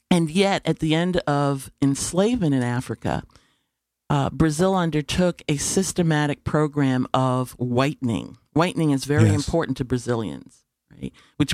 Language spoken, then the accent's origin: English; Panama; born there; I was not born in the United States.